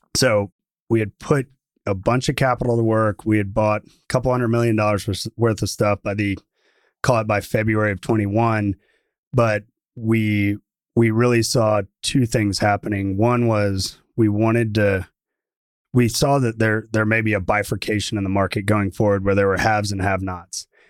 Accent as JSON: {"language": "English", "town": "Atlanta", "region": "Georgia", "country": "United States", "tie": "born or raised there", "moved": "yes", "lives_now": "Texas, United States", "said": "I grew up in Atlanta"}